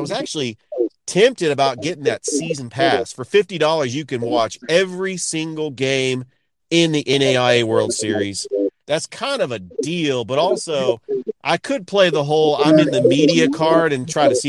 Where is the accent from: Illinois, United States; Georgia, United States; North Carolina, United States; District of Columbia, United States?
Georgia, United States; Columbus; also born or lived in Henderson, Tennessee; it just so happens to be in Columbus, Georgia, my hometown.